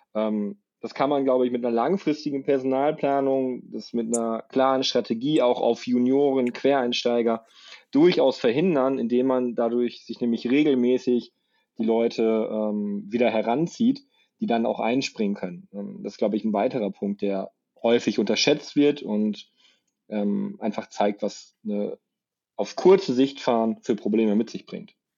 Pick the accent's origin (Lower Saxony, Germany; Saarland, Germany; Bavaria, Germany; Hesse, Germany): Saarland, Germany; Saarbrücken; now in Munich, Germany; wohne im schönen München, komme gebürtig aus Saarbrück